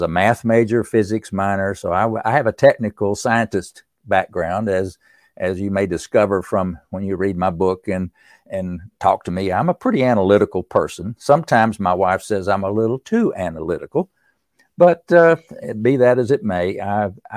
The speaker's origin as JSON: {"language": "English", "region": "East Tennessee", "country": "United States", "tie": "born or raised there", "said": "growing up in East Tennessee"}